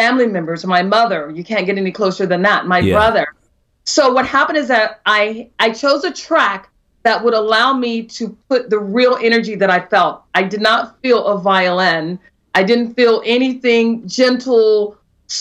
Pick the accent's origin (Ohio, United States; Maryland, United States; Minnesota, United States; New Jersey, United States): Maryland, United States; I'm originally from Maryland, but my other family, or my extended family, sister family, everybody in North Carolina